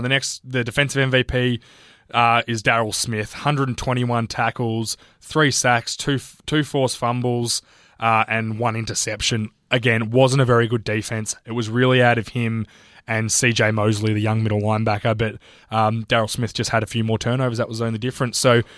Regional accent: Australia; as an Australian

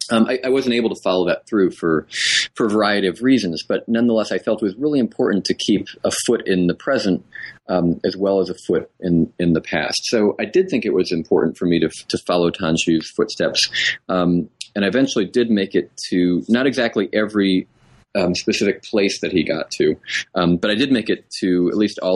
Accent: New England, United States; my parents are Texans and Southerners, and I was raised in New England.

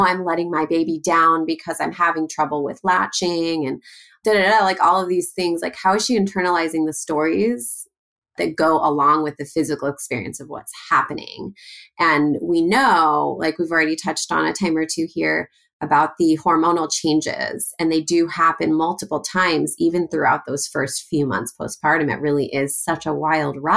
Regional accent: Los Angeles, California, United States; I grew up in Los Angeles

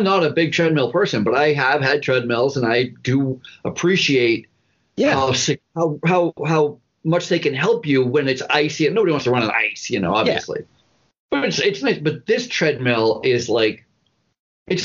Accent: Vermont, United States; also born or lived in New York City, New York / Buffalo/Rochester area, New York; now in Upstate New York, United States; I actually grew up in Vermont

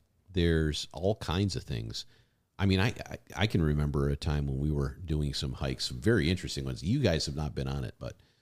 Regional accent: Michigan, United States; I grew up in Michigan. There's plenty of that shit going on.

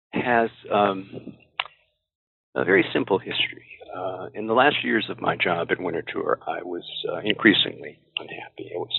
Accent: Springfield, Massachusetts, United States; I grew up in Springfield, Massachusetts, graduated from St. Michael's College in Vermont

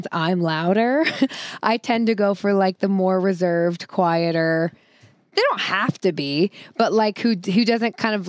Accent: the Northwest, Pacific Northwest, United States; I grew up in the Northwest

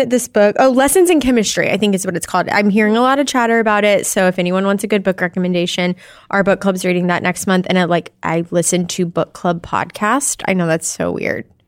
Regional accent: Arkansas, United States; I'm from Arkansas

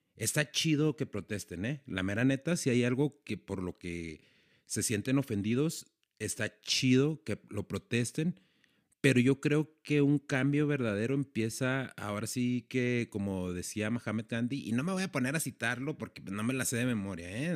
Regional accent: Ciudad Juárez, Chihuahua, Mexico; estoy en mi ciudad, en donde yo nací, donde crecí, en Ciudad Juárez

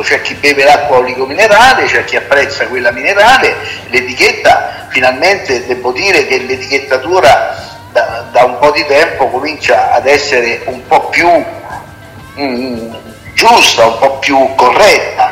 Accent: Italy; parlo del mio paese, del paese Italia

